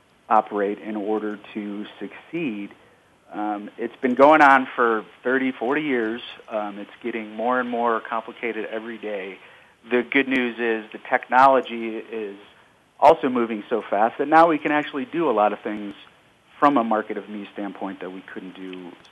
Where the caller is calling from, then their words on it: Denver, Colorado, United States; I'm calling in from Denver, Colorado.